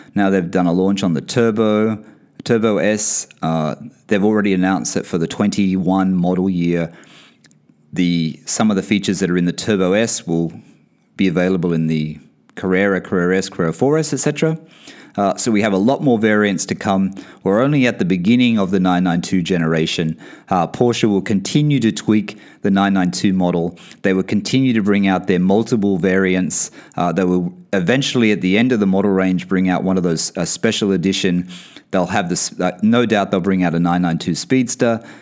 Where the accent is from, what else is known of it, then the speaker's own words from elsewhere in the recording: Australia; moved away; also born or lived in Bahrain; I come from Australia